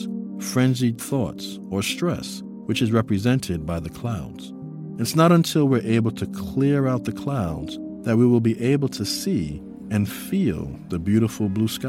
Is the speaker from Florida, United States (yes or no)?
no; New York City, New York, United States; I grew up in New York City. It was a huge part of the foundation of my upbringing. I lived in the Bronx and went to school in Harlem